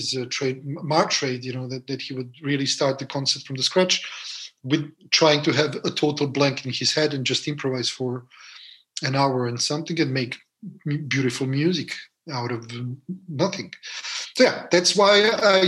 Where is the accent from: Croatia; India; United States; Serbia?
Serbia; Belgrade; moved away as an adult; now in France; growing up in Serbia, in Belgrade, in Yugoslavia.